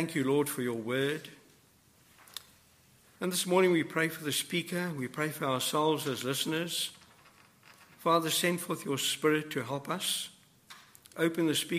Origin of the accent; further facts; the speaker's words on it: South Africa; moved away; I come from South Africa